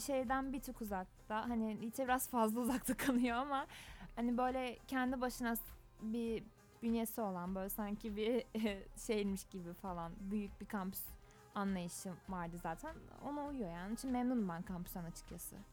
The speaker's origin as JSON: {"language": "Turkish", "region": "Adana", "country": "Turkey", "moved": "as an adult", "lives_now": "İzmir, Turkey", "said": "Adanalıyım ben. Adana'dan geliyorum."}